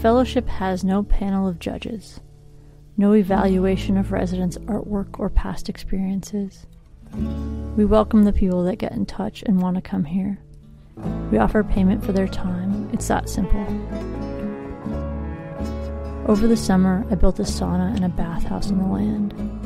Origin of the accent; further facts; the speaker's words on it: the Northwest, Pacific Northwest, United States; also born or lived in Seattle; I'm an artist from the Northwest.